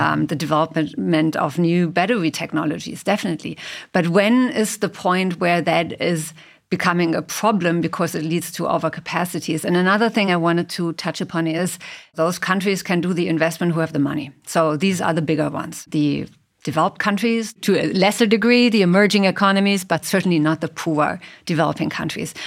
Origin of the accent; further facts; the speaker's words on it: Germany; I come from Germany